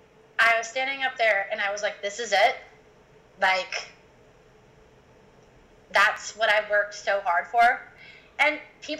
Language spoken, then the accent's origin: English; Iowa, United States; moved away; also born or lived in Los Angeles; I came from Iowa. And, you know, I didn't grow up on a farm